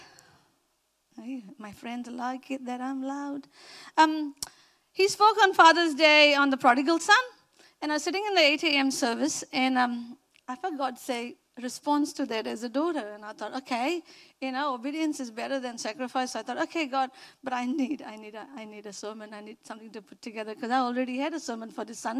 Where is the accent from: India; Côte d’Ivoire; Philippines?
India; accent: Indian; moved away; my Indian accent